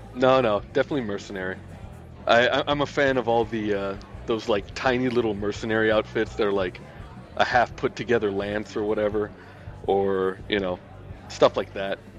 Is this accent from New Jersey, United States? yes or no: no; Miami, Florida, United States; also born or lived in Louisiana; now in Vancouver, Canada; I was born in Louisiana but grew up in Miami